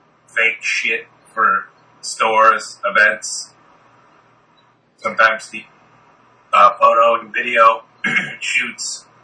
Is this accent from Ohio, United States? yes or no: no; Maryland, United States; Maryland. My dad was in the army, so we traveled around a lot, and then my mom's family all immigrated to like Staten Island when I was a kid, so we'd move around a bunch